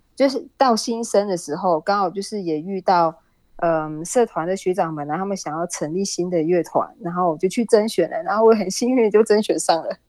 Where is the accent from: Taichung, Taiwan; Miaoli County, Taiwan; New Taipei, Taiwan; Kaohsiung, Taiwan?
Miaoli County, Taiwan; moved away as an adult; also born or lived in Hawaii, United States; now in Utah, United States; 我一样是台湾人，台湾来的。那我是苗栗人